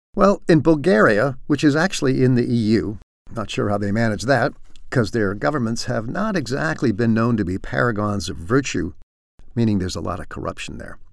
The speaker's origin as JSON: {"language": "English", "town": "San Francisco", "region": "California", "country": "United States", "moved": "yes", "lives_now": "European Union", "said": "I'm from San Francisco"}